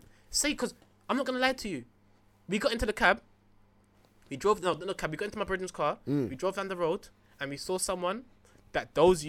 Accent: London, United Kingdom; You ask me where I'm from, I tell you I'm from Tottenham.

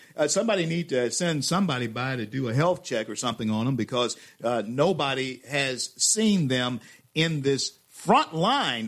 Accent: Louisiana, United States; my home state of Louisiana

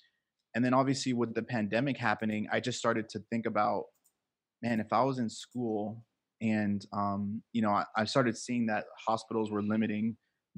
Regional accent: Miami, Florida, United States; also born or lived in New Jersey; I'm from Miami, Florida. I was raised here. I can't say born and raised because I was born in New Jersey, but I moved to Miami when I was one. Raised in Miami, pretty much knew this my whole life

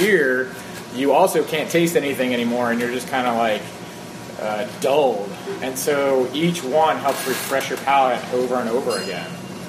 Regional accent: right outside of Philadelphia, New Jersey, United States; So I'm from South Philadelphia, or South Jersey, right outside of Philadelphia. Right. My parents grew up there. I went to high school in Philadelphia.

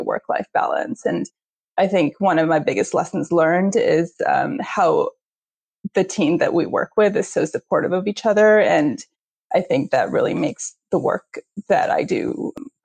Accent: India; moved away; as an Indian and an immigrant

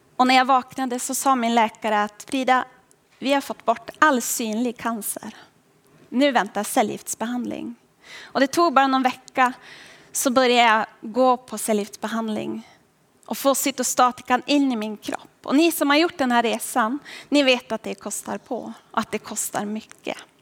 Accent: Boden, Norrbotten County, Sweden; Jag kommer ända upp ifrån Boden, från Norrbotten

